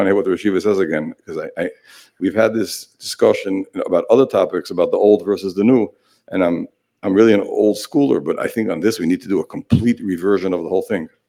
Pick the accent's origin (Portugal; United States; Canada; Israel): Israel; I'm from Israel.